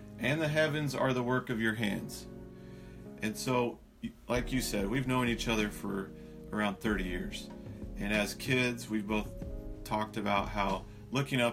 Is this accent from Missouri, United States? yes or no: yes; Missouri, United States; also born or lived in Loma Linda, California; my parents quickly moved to the Midwest due to my dad needing a job